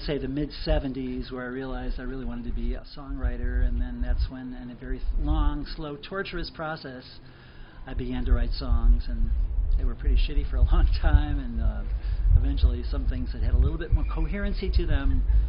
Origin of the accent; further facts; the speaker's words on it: Chicago, Illinois, United States; now in Seattle, United States; I'm originally from Chicago.